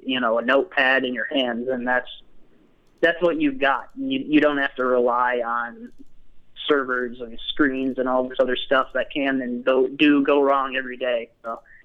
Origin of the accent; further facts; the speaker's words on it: Grand Rapids, Michigan, United States; moved away as an adult; now in Utah, United States; I grew up in Grand Rapids, Michigan area, sort sort of over uh, the west side of the state.